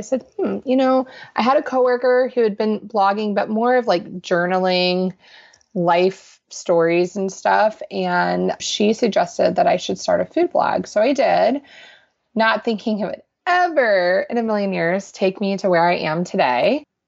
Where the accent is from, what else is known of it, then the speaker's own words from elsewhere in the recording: Panama; born there; I was born in Panama in Central America.